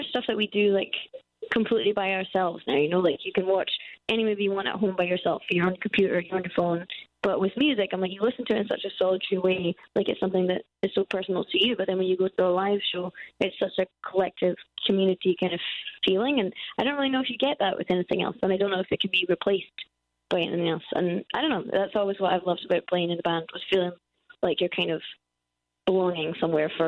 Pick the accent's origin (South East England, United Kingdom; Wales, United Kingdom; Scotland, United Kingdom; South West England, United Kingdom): Scotland, United Kingdom; we're Scottish, so we're used to terrible weather.